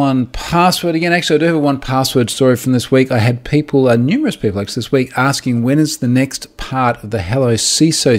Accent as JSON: {"language": "English", "country": "Australia", "said": "I'm an Australian and I'm on the other side of the world"}